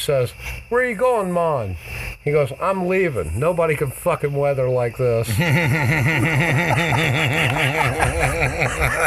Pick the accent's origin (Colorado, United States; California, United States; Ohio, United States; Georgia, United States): Ohio, United States; Dayton; moved away; Dayton, my hometown